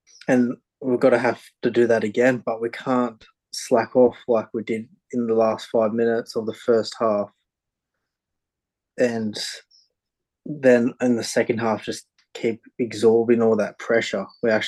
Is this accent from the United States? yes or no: no; Australia; as an Aussie